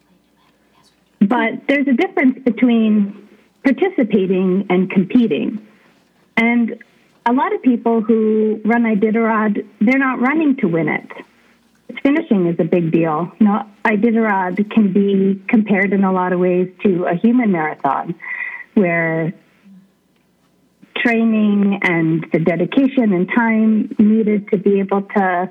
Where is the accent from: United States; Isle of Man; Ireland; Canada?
United States; Willow, Alaska; now in Fairbanks, United States; I grew up in Willow, and I live in Fairbanks now